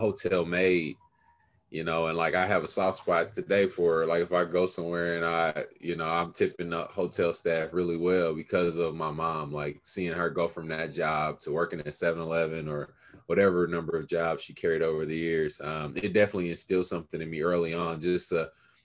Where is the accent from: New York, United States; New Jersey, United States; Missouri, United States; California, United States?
Missouri, United States; Kansas City; I am a product of this here town that I love, Kansas City, Missouri. Grew up early on in the 30s and 40s, so on the east side of Kansas City